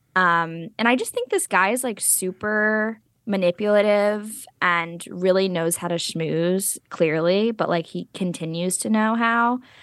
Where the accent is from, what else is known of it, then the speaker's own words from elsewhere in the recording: New Jersey, United States; we're both from New Jersey